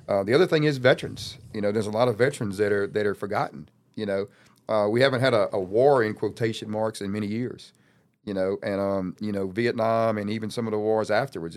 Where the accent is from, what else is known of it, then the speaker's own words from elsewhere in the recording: Louisiana, United States; I'm from Louisiana. I got a duffel bag. I came here two days ago